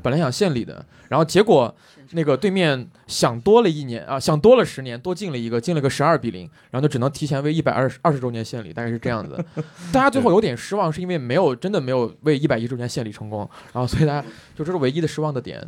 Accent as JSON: {"language": "Chinese", "region": "southern Shaanxi", "country": "China", "said": "因为我是陕南人"}